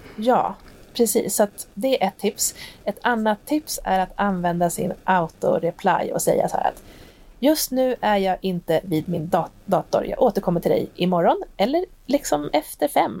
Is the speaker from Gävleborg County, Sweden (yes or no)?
yes; Hälsingland, Gävleborg County, Sweden; moved away; hemma i Hälsingland där jag ursprungligen kommer ifrån